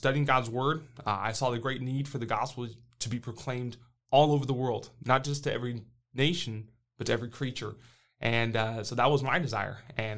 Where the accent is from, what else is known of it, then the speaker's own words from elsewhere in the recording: Brazil; I grew up way down south. I mean, way down in Brazil. I grew up in Brazil as a missionary kid, and I wouldn't trade it for anything.